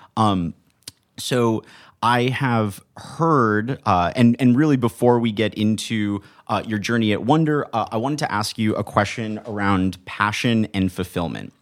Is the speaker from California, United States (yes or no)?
yes; Manhattan Beach, California, United States; also from Manhattan Beach